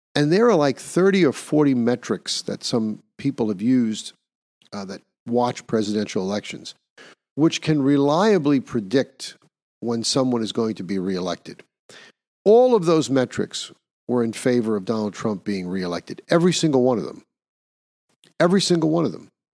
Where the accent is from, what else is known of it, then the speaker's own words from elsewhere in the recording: New York, United States; In my home state of New York, we used to have machines you didn't have to fill out anything.